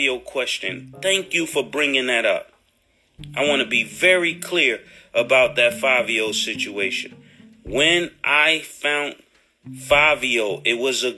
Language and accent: English; New York City, New York, United States; I'm from Harlem